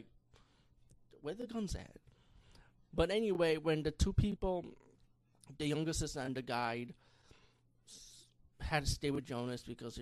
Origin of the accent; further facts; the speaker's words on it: New York City, New York, United States; I'm proud as a New Yorker boy right here living in the Bronx